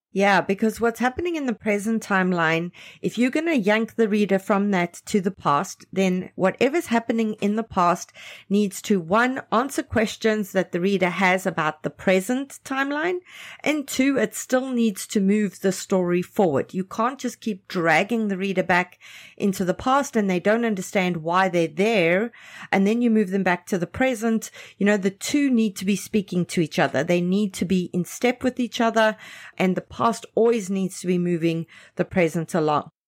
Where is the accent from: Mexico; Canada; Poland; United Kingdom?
Canada; Canadian writers